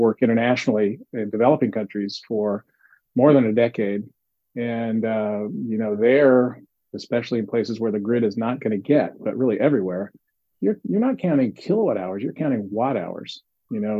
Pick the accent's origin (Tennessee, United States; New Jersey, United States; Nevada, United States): Tennessee, United States; Nashville; now in California, United States; I grew up in Nashville, Tennessee